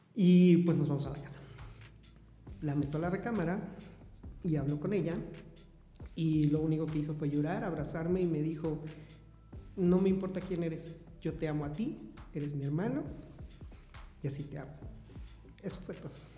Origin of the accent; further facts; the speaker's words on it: Puebla, Mexico; Soy de la ciudad de Puebla, eh, eh, orgullosamente poblano